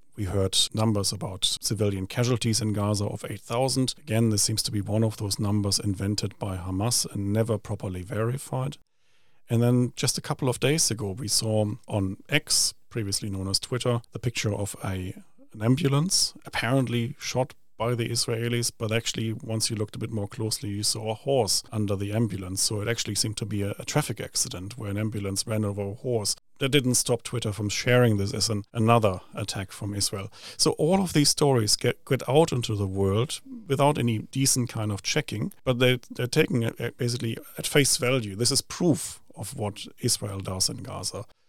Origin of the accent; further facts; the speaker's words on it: Essen, North Rhine-Westphalia, Germany; now in New Zealand; I come from Essen